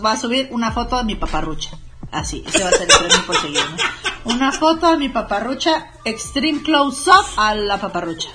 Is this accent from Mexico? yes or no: yes; Mexico; soy mexicana